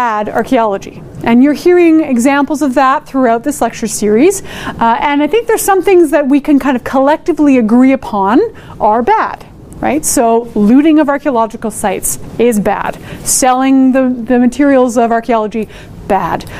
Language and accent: English; Edmonton, Alberta, Canada; I'm from Edmonton, Amiskuchiwas, Kahikan, and I am Métis.